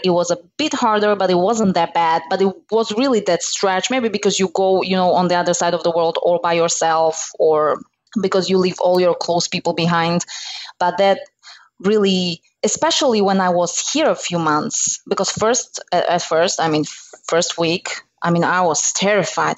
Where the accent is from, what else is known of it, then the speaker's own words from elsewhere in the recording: Slovakia; moved away as an adult; now in United States; I'm originally from Slovakia